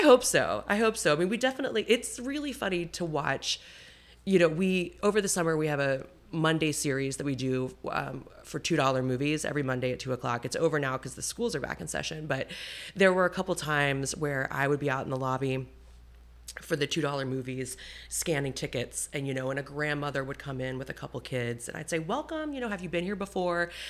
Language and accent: English; Roanoke, Virginia, United States; moved away as an adult; also born or lived in New York; now in Ashland, United States; I was born in Roanoke, um, and I lived there, uh, and I was there until, um, middle school